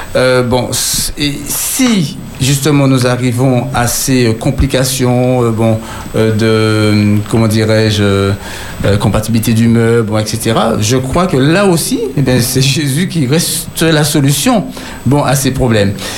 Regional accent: Martinique; je suis martiniquais

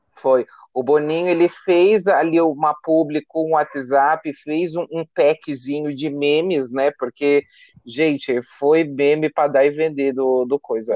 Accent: Brazil

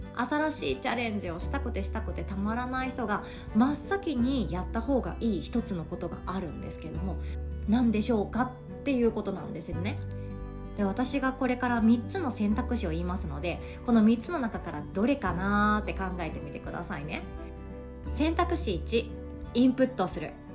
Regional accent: Sanuki, Kagawa, Japan; moved away; 実家私讃岐なので実家から届いた讃岐うどんとか納品してました

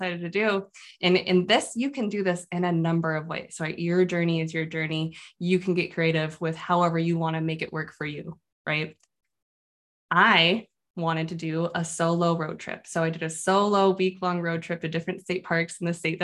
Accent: Phoenix, Arizona, United States; moved away; also born or lived in Midwest; I'm from Phoenix, Arizona. I'm a desert flower.

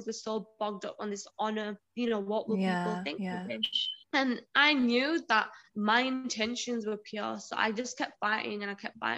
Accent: Huddersfield, Yorkshire and the Humber, United Kingdom; accent: southern; moved away as an adult; also born or lived in Liverpool; So I was in Huddersfield, so that's where my family are, and I was based in Liverpool for my job.

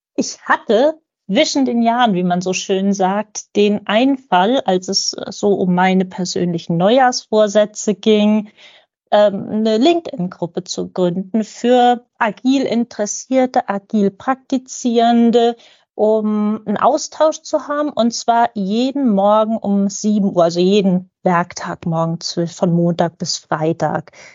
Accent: Lübeck, Schleswig-Holstein, Germany; ich komme aus Lübeck

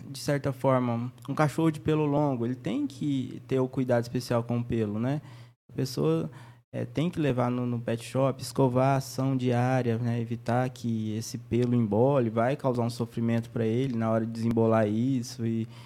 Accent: Inocência, Mato Grosso do Sul, Brazil; also born or lived in Três Lagoas; Eu nasci aqui em Três Lagoas mesmo. Fui com quatro meses de idade, fui morar em Inocência. Inocência aqui próximo.

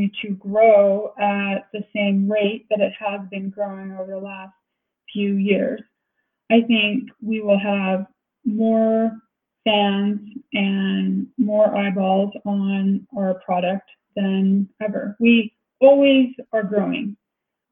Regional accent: Centerville, Utah, United States; I'm from Centerville, which is a suburb of Salt Lake

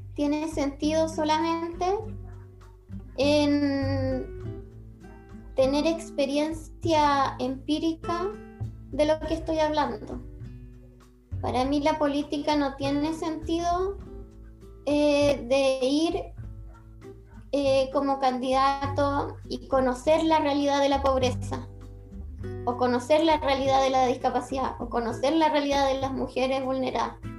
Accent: Chile; Chile somos una sociedad latinoamericana

